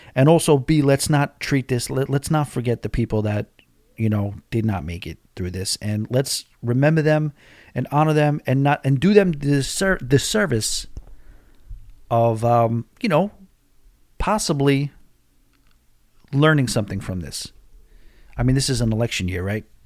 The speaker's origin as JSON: {"language": "English", "region": "New York", "country": "United States", "moved": "yes", "lives_now": "Florida, United States", "said": "I'm from New York"}